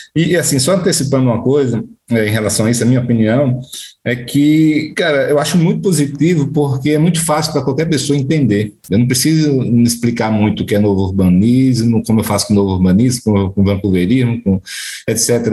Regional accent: Maceió, Alagoas, Brazil; moved away; also born or lived in Recife; eu saí de Maceió para Recife

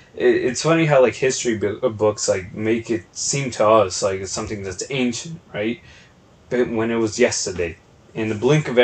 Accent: New York, United States; So for the people that don't know, we grew up in New York, like, yeah. And not just like buttfuck nowhere, New York, Oswego, like

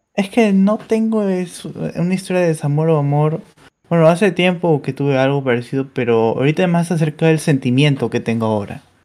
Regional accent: Peru; de Perú

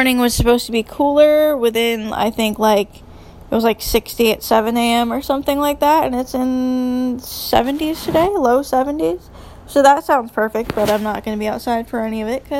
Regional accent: New York, United States; moved away as an adult; now in North Carolina, United States; I grew up in New York

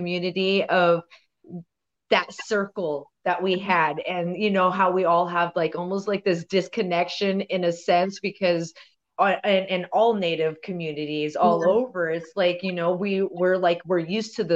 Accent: Portland, Oregon, United States; also born or lived in Fort Hall; I grew up here in Southeast Portland.

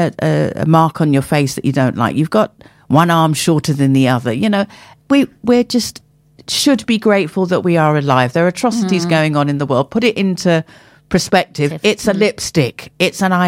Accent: Hillingdon, London, United Kingdom; growing up as I grew up in Hillingdon, Middlesex

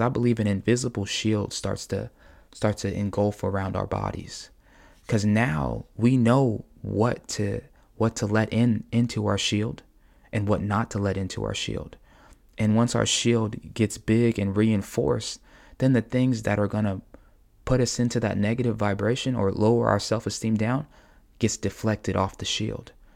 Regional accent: United States; as American people

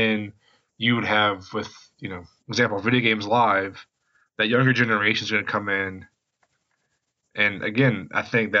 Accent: West Virginia, United States; I'm from West Virginia

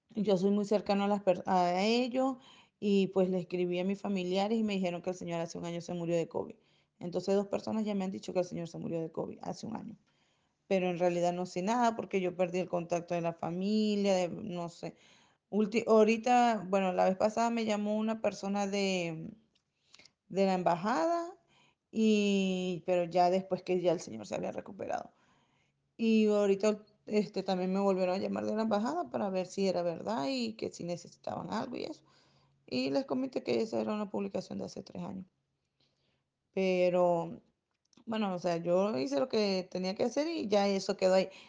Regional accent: Venezuela; now in Chile; yo soy venezolana

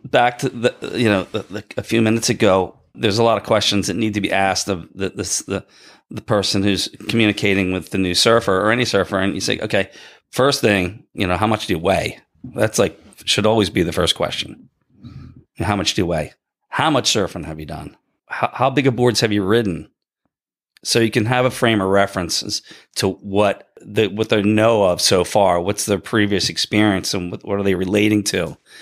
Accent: Bridgeton, New Jersey, United States; also born or lived in Ocean City, New Jersey; I grew up in Bridgeton

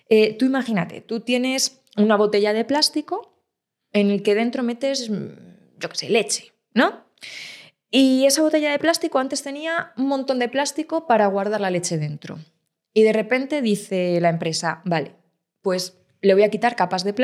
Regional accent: Ávila, Castile and León, Spain; yo soy de Ávila, el chuletón de Ávila, ¿cómo, cómo no me voy a tomar un chuletón

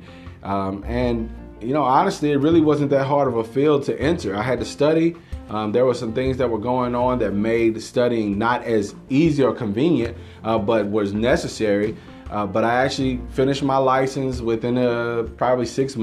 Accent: Longview, United States; I grew up here in Longview

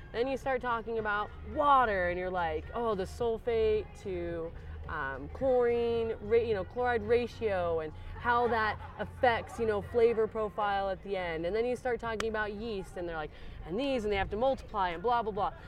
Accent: Aurora, Colorado, United States; moved away as an adult; also born or lived in Asheville, North Carolina; I'm from Denver, so well, around Denver, Aurora

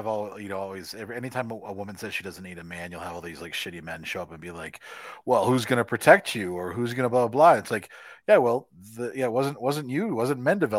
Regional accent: Florida, United States; I grew up in Florida, so I just used to go around barefoot everywhere.

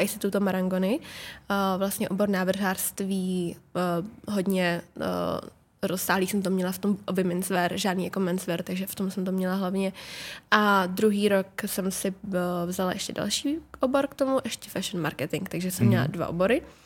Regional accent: Czechia; jsem plně Češka

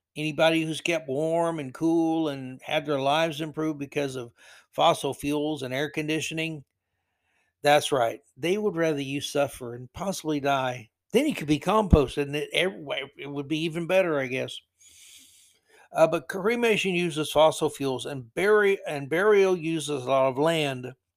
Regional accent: Florida, United States; growing up in Florida in the seventies

